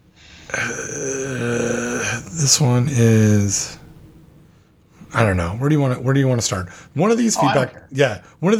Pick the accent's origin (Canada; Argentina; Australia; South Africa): Canada; now in United States; I'm Canadian